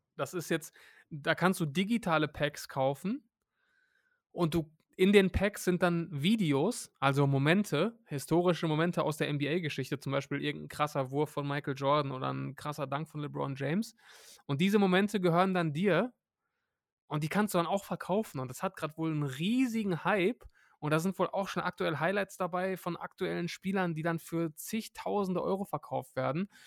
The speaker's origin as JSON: {"language": "German", "town": "Hattingen", "region": "North Rhine-Westphalia", "country": "Germany", "tie": "born or raised there", "said": "Hattingen, meine, meine Heimatstadt."}